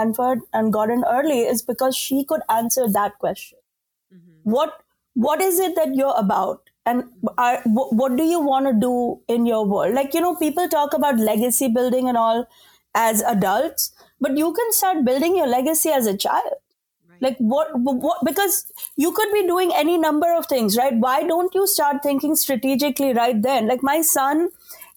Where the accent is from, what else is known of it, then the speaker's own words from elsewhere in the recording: India; moved away; as an Indian woman